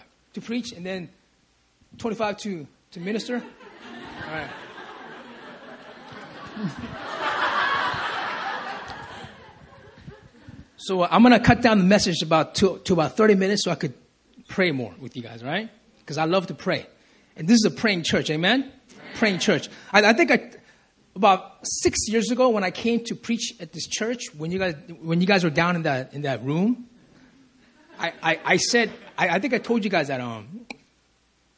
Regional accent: Compton, California, United States; moved away; I was raised in California. Amen. In LA, in the streets of Compton

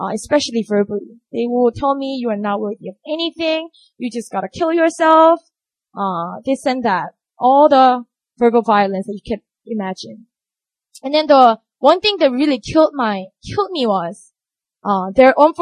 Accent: Busan, South Korea; moved away; I grew up in Busan

